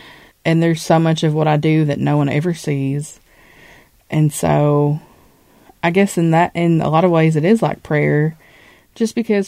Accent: Appalachia, United States; I have had wonderful experiences as an Appalachian, and there are so many wonderful aspects of the culture and of the mountains

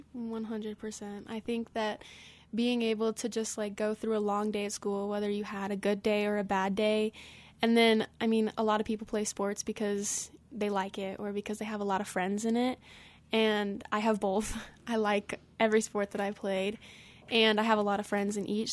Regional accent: Glenwood Springs, Colorado, United States; I am from Glenwood Springs

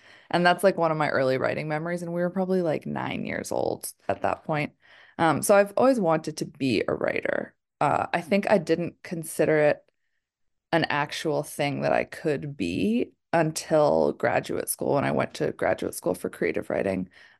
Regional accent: Massachusetts, United States; I'm from Massachusetts.

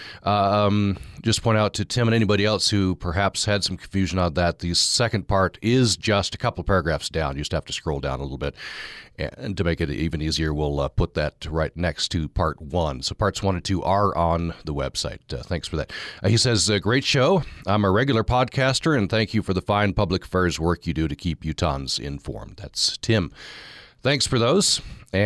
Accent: Vernal, Utah, United States; my hometown library, Uinta County Library in Vernal

